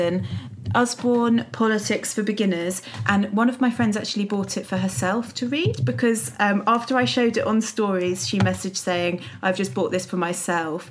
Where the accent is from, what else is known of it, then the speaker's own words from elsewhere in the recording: Windsor, South East England, United Kingdom; moved away; I was brought up in Windsor, which is privileged to the, you know, extreme.